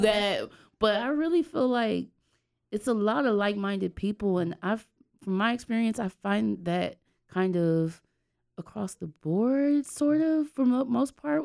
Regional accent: Los Angeles, California, United States; moved away as an adult; now in Durham, United States; I grew up in L A, but as the years keep going, I mean, you know, I was there for twenty-one years

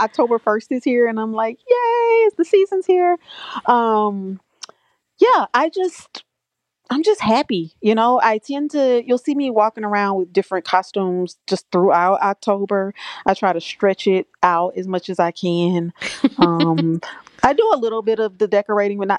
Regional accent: Louisiana, United States; now in Mukilteo, United States; I'm from Louisiana, down in the South, and It was only once I moved to the West Coast

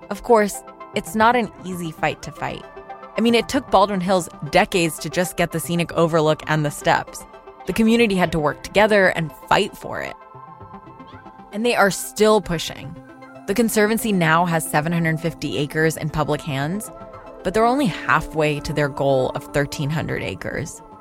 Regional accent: Karachi, Sindh, Pakistan; now in Los Angeles, United States; I spent my childhood in Karachi, which is one of the big metropolitan cities in Pakistan.

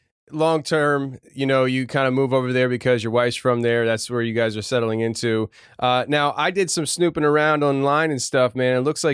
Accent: outside Philadelphia, Pennsylvania, United States; I'm from outside the Philadelphia area, so on the other side of the country.

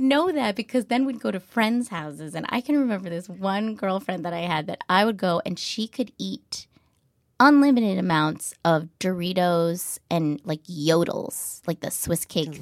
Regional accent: New Hampshire, United States; moved away; I grew up in a really small town in New Hampshire

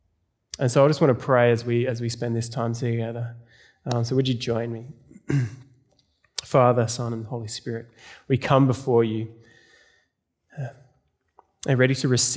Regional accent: South Australia, Australia; now in Melbourne, Australia; I moved to Melbourne from South Australia. Anyone from South Australia here?

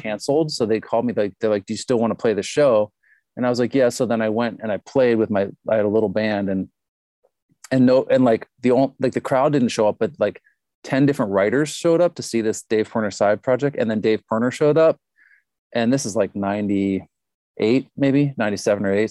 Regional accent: Pittsburgh, Pennsylvania, United States; moved away as an adult; also born or lived in Honolulu; now in Minneapolis, United States; I grew up in Pittsburgh

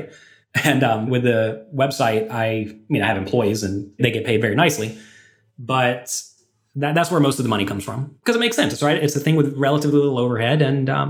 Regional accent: United States; I'm an American poker player

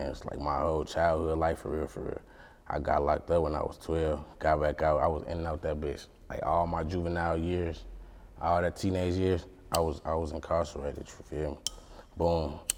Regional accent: Detroit, Michigan, United States; So originally I'm from Detroit. I'm from Detroit. My mom and them, my mom and them, all my family in Detroit. My daddy from Detroit. Everybody. I grew up. I was motherfucking born on Mack and Bewick. I grew up on Warren.

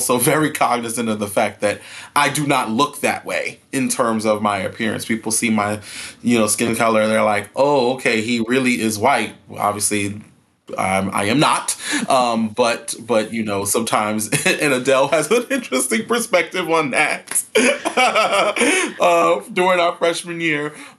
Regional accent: New York City, New York, United States; moved away as an adult; I grew up in Brooklyn, New York, born and raised. Grew up in a predominantly African-American environment.

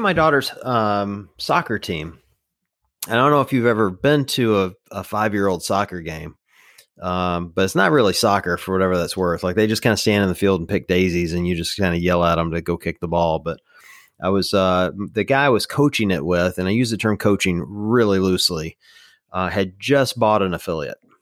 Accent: the South, United States; I grew up in the South

